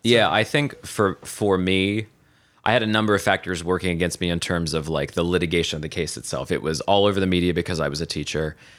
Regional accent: Southeast Ohio, United States; moved away as an adult; now in Columbus, United States; I was born and raised, uh, in Southeast Ohio on a three hundred acre cattle farm

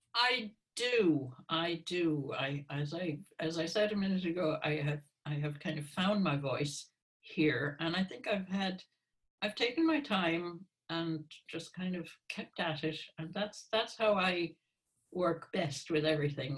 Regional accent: Hartford, Connecticut, United States; moved away as an adult; now in Ireland; I'm from Hartford, Connecticut.

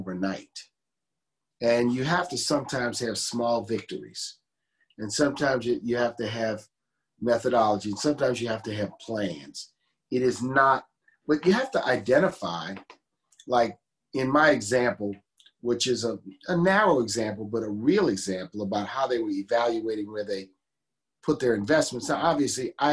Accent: New Orleans, Louisiana, United States; the neighborhoods I knew growing up in the city

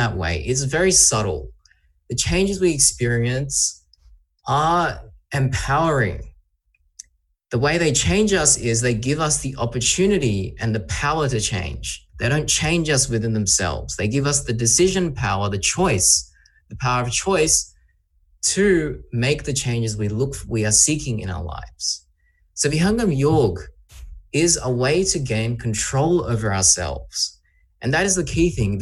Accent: Sydney, New South Wales, Australia; I'm from Australia, I'm from Sydney.

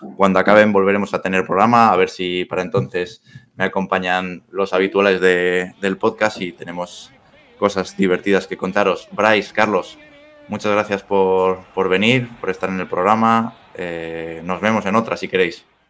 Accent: Madrid, Community of Madrid, Spain; yo soy madrileño, eh, nacido en Madrid, tengo abuelos gallegos

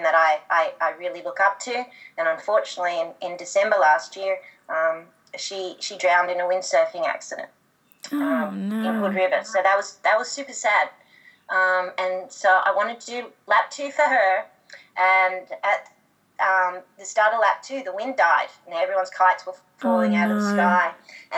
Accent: Australia; as any Aussie girl does

